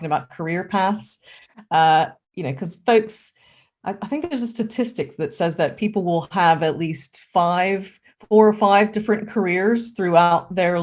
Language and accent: English; United States; moved away as an adult; now in United Kingdom; I'm originally American